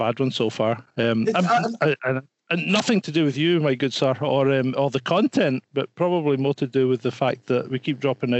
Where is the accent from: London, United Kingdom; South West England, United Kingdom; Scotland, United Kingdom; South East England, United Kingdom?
Scotland, United Kingdom; Being Scottish, it doesn't help because I sound half cut anyway before I even start speaking.